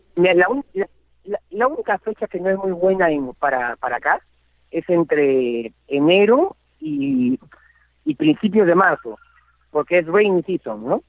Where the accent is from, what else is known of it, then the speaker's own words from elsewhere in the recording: Peru; also born or lived in Madrid, Spain; el español peruano